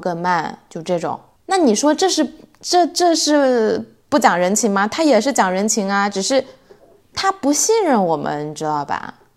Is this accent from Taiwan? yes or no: no; China; now in Sweden; 因为我们中国人在这边